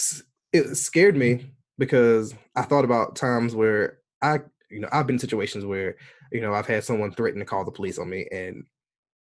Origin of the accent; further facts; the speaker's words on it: United States; being an American, Black American guy